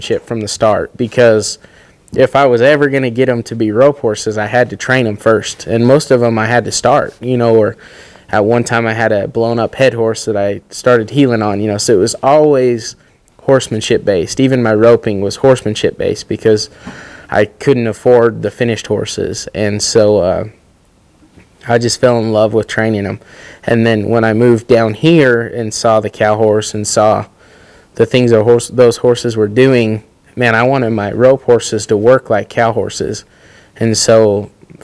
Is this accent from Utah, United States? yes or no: yes; Riverton, Utah, United States; I grew up in Riverton, Utah